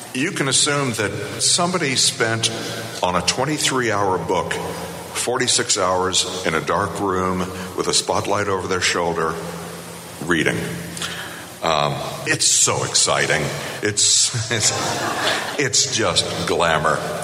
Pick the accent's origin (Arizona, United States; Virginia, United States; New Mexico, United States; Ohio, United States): Virginia, United States; moved away as an adult; also born or lived in Boulder, Colorado; I was born and bred in Virginia. I'm a proud son of the Old Dominion.